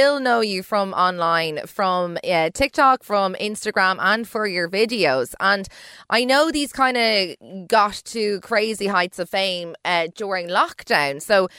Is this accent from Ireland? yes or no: yes; Dublin, Leinster, Ireland; I'm from Dublin